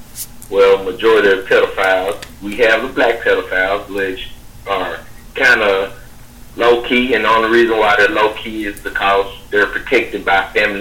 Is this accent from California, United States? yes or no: no; Memphis, Tennessee, United States; moved away; back home where I'm from Memphis